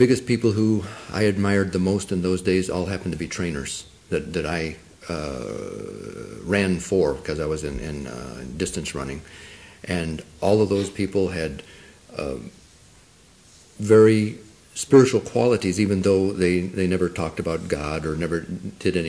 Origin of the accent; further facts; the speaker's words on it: Arizona, United States; first language Spanish; English is a second language; I was born in Arizona, in the mountains, on an Apache Indian reservation, and I probably came to any kind of a city for the first time when I was about 7 years old, and I grew up speaking Spanish